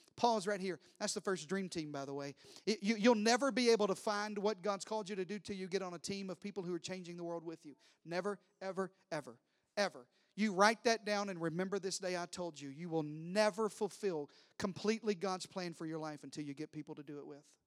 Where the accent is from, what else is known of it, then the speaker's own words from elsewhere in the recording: Deep South, United States; I'm from the deep south